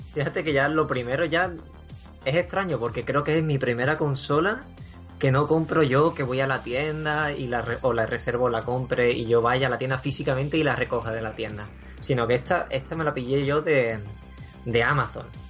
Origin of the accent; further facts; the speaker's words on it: Huelva, Andalusia, Spain; also born or lived in China; now in England; provengo de, de Huelva, allí fue donde nací, aunque he vivido en, en China y actualmente resido en Inglaterra